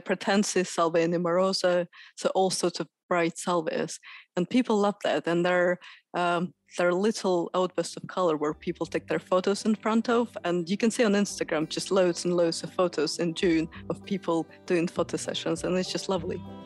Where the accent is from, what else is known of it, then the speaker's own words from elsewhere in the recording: Moscow, Russia; moved away as an adult; now in Sheffield, United Kingdom; I'm from Moscow, and I spent forty years of my life there.